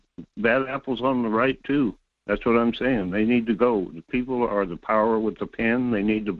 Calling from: North Pole, Alaska, United States; Yeah, this is … at North Pole.

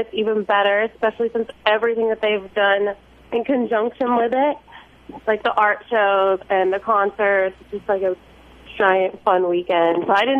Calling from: Austin, Texas, United States; I'm calling from Austin.

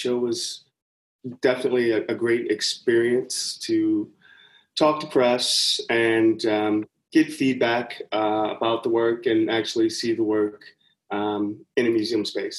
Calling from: Pomona, California, United States; Pomona, California. I'm 35 miles out east of LA and about 38 miles north of where I'm getting my PhD at UCI, Irvine.

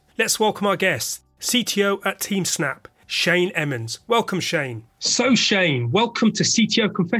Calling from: London, United Kingdom; I'm speaking from the United Kingdom, London, a land that has a colourful and thought-provoking history.

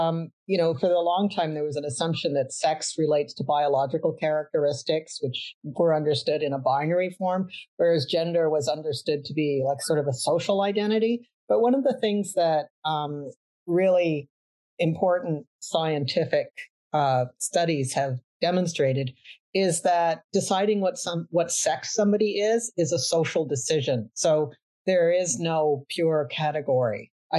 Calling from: Vancouver, British Columbia, Canada; I am joining you from Vancouver, Canada, the unceded territory of the Musqueam, Tsleil-Waututh, and Kwikutlam nations.

